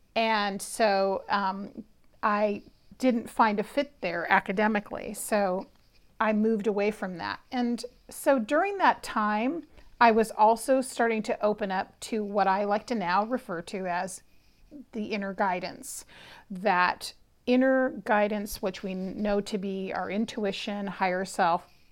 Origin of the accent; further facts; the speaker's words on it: Berkeley, California, United States; I was actually born and raised in Berkeley, California